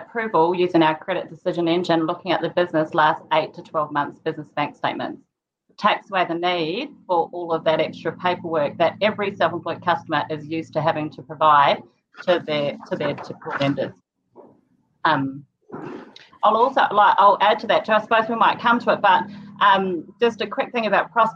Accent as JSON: {"language": "English", "town": "Rotorua", "region": "Bay of Plenty", "country": "New Zealand", "tie": "born or raised there", "moved": "yes", "lives_now": "North Canterbury, New Zealand", "said": "I was born in Rotorua too"}